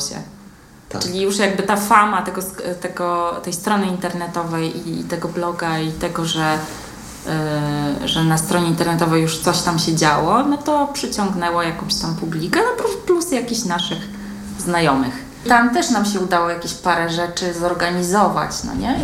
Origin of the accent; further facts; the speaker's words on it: Łódź, Łódź Voivodeship, Poland; ja jestem młodzianką z urodzenia. Ja się tutaj urodziłam, wychowałam, uczyłam